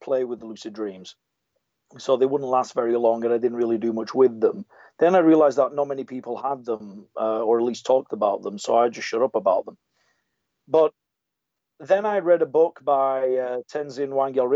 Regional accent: England, United Kingdom; I was born in England to Italian parents, and so I sound a little bit muddled

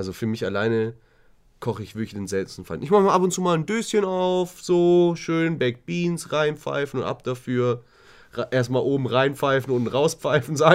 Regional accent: Swabia, Germany; Ich komme ja, ja aus Schwaben, ich bin Sparfuchs.

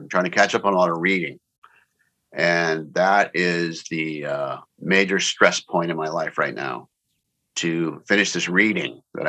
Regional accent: San Diego, California, United States; Warwick's in La Jolla in San Diego, my hometown.

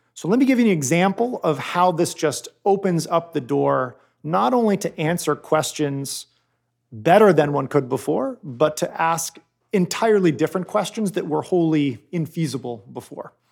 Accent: Cambridge, Massachusetts, United States; I grew up in Cambridge, Massachusetts

